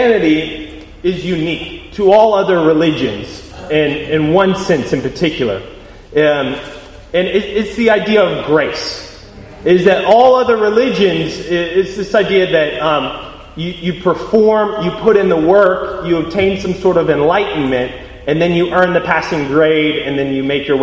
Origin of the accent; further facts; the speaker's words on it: United States; accent: American; I am American by accent